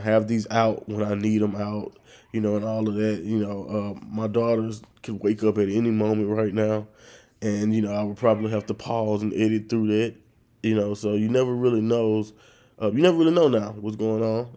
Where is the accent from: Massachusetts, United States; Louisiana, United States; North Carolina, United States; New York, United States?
Louisiana, United States; northern; moved away as an adult; now in South Louisiana, United States